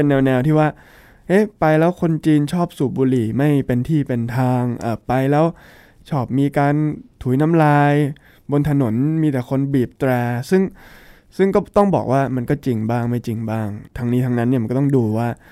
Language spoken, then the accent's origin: Thai; Bangkok, Thailand; also born or lived in Shanghai; ผมเนี่ยพื้นเพเป็นคนเมืองเนาะ ก็คือเกิดและโตมาในกรุงเทพมหานคร